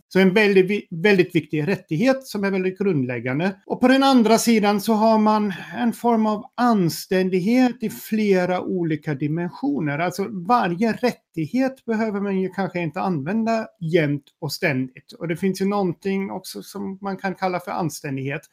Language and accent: Swedish; Sweden; som svensk med tyska rötter